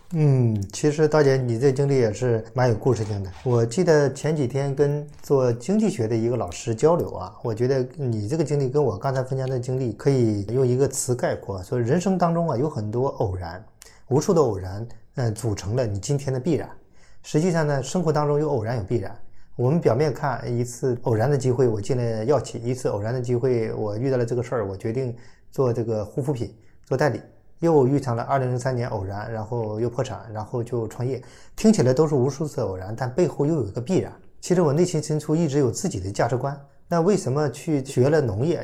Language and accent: Chinese; Lesser Khingan forest, Heilongjiang, China; now in Shanghai, China; 我小时候我爸爸是地主成分不好，他带着我妈妈呢就跑到了这个东北的小兴安岭的森林里居住，我家是第一户人家，第二户人家是猎人